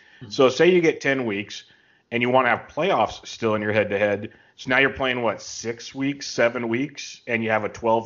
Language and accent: English; California, United States; I'm from California. KC is a small city I live in called King City